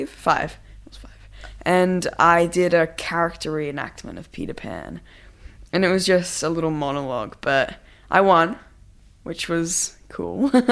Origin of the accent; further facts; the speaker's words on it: Australia; Well, yes, there was two auditions in my hometown in Australia and then I was flown to LA for another audition, and it was my first time in the US, which was awesome.